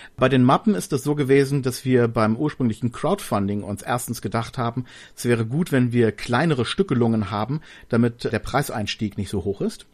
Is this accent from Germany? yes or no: yes; Berlin, Germany; ich habe meine Kindheit in Berlin verbracht, also born and raised in Berlin.